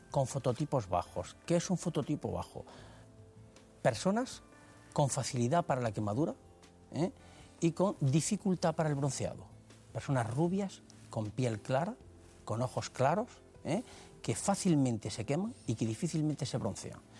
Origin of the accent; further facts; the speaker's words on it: Ibros, Andalusia, Spain; now in Granada, Spain; Llevo media vida en Granada, pero nací en Ibros, en la provincia de Jaén. Es mi pueblo, es donde me he criado